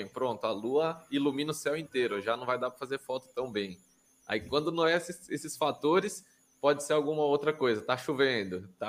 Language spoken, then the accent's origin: Portuguese; Guarulhos, São Paulo, Brazil; born there; Eu, eu sou o único da minha família que nasci em Guarulhos, mas gostaria de ter nascido no Ceará